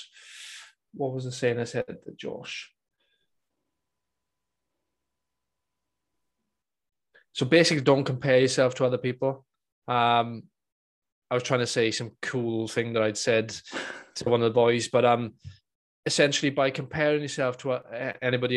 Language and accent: English; Welsh, Wales, United Kingdom; being Welsh